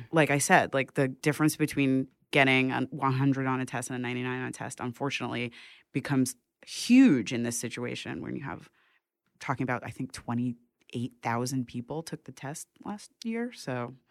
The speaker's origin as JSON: {"language": "English", "town": "New York City", "region": "New York", "country": "United States", "tie": "born or raised there", "also_born_or_lived": "Bronx, New York City", "said": "I grew up in Manhattan, then I was in the Bronx for a few years, and then I came back to Manhattan"}